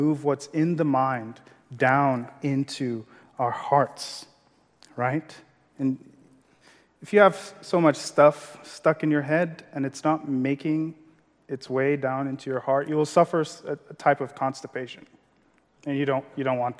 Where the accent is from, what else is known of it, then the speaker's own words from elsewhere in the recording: Maiduguri, Borno, Nigeria; English is a second language; moved away; growing up in Nigeria